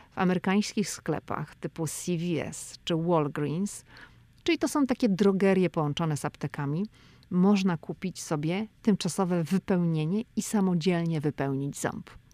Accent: Poland; now in United States; ja jestem z Polski

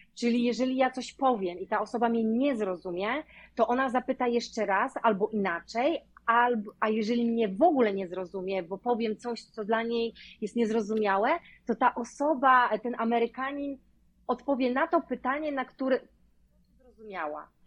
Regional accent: Poland; moved away as an adult; also born or lived in Hillsboro, Oregon, United States; now in Oregon, United States; angielski nie jest moim pierwszym językiem

